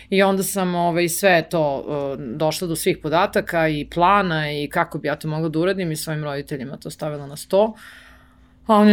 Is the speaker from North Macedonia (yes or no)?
no; Belgrade, Serbia; Beograd moj grad i zato što sam tu odrasla